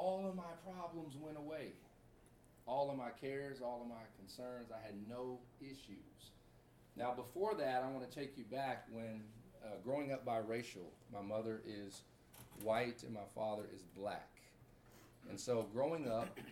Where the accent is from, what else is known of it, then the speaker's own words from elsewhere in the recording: Baytown, Texas, United States; moved away as an adult; also born or lived in Dallas, Texas / Corona, California; I'm from Baytown, Texas, 15 miles outside of Houston.